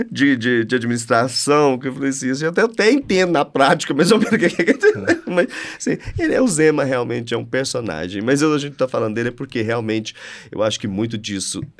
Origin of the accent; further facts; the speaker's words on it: São Gotardo, Minas Gerais, Brazil; eu sou de São é. Gotardo, gente.